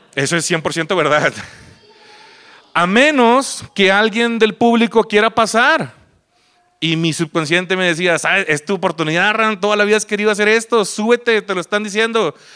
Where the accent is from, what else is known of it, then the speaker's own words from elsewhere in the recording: Mazatlán, Sinaloa, Mexico; moved away as an adult; now in Guadalajara, Mexico; yo vengo de Mazatlán, Sinaloa, ya tengo aquí este, ocho años más o menos. Me vine aquí, como todo pendejo que deja su lugar de nacimiento por una mujer